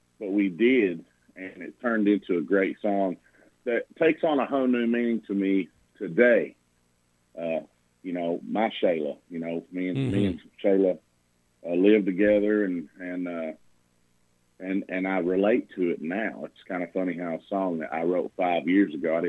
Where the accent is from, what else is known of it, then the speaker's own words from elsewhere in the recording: Burgin, Kentucky, United States; I'm from Bergen, Kentucky. It's Mercer County.